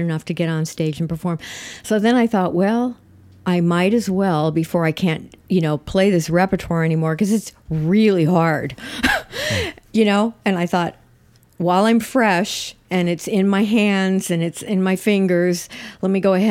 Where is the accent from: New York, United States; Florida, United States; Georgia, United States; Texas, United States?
New York, United States; New York City; I'm from Brooklyn, so I was born in New York